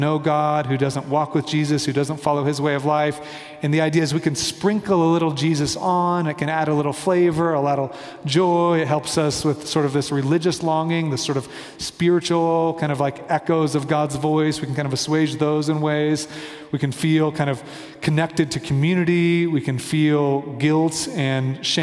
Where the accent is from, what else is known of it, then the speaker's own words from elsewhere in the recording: Kansas City, United States; now in Denver, United States; I'm from Kansas City, my family's in Kansas City, I'm in Denver